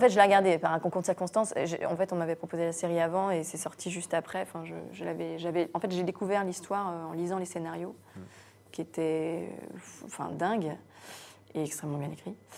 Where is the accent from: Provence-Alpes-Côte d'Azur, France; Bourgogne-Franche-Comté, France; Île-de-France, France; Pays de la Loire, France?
Pays de la Loire, France; Guérande; also born or lived in Morbihan; je suis née dans le Morbihan, mais j'ai grandi à Guérande